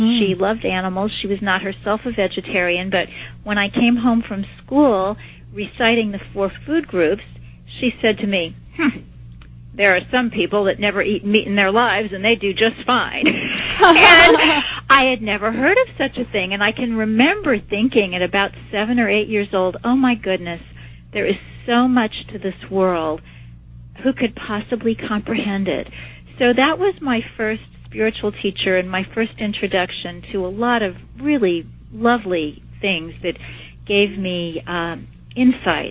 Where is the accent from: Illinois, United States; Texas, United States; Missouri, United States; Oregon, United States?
Missouri, United States; Kansas City; I was taking some college classes in my hometown of Kansas City